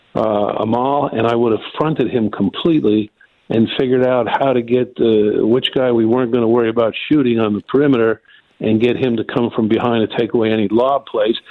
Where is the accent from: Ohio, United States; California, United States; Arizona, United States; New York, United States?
New York, United States; Rockland County; I grew up in Rockland County, New York, which is one county up from New York City